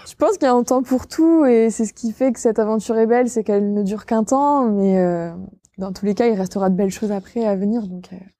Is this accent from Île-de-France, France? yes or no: no; Villedieu-les-Poêles, Normandy, France; moved away as an adult; now in Caen, France; Moi, je suis originaire de Vidieu-les-Poils à la base